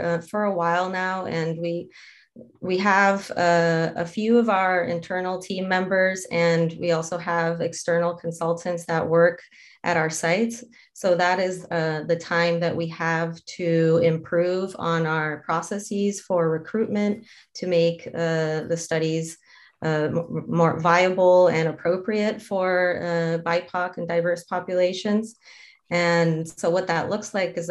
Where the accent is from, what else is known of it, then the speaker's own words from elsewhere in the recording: Mexico; moved away as an adult; now in United States; I am originally from Mexico. That's where I obtained my degree.